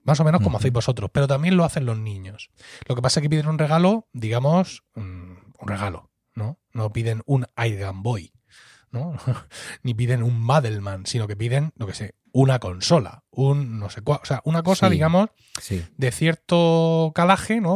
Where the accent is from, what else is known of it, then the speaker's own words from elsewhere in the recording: Blanca, Region of Murcia, Spain; yo estoy hablando de aquí, de Murcia, de Blanca, de mi pueblo, un sitio pequeño, allá en el valle